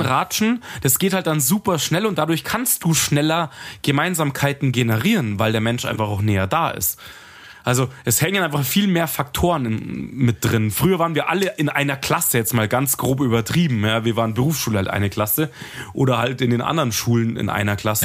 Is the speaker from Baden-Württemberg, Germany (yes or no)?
no; Munich, Bavaria, Germany; ich mag halt München, ich komme halt von hier